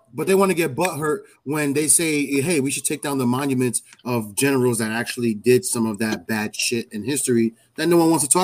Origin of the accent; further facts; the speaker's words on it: New York City, New York, United States; moved away as an adult; now in Arizona, United States; For like 20 years of my life, I'm from New York City, all right, and now I'm in Arizona.